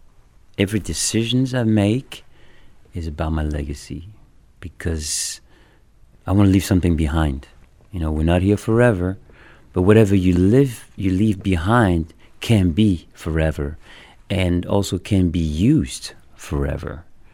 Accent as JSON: {"language": "English", "town": "Paris", "region": "Île-de-France", "country": "France", "tie": "born or raised there", "second_language": "English", "moved": "yes", "said": "I grew up in France, Paris"}